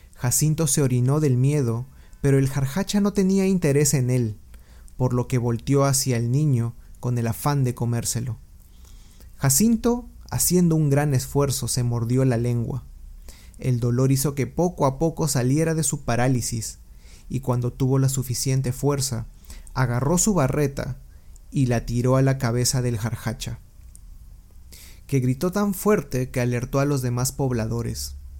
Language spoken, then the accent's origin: Spanish; Peru; mi país de origen, Perú